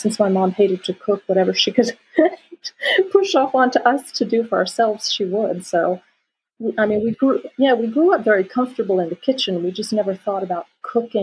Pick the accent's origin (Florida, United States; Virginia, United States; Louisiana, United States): Florida, United States; moved away as an adult; now in France; I grew up on the ocean. I grew up on the Atlantic Ocean. So, and I grew up actually on the Indian River